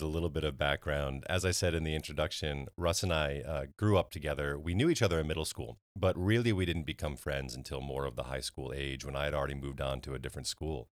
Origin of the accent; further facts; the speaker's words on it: New Canaan, Connecticut, United States; my hometown, New Canaan, Connecticut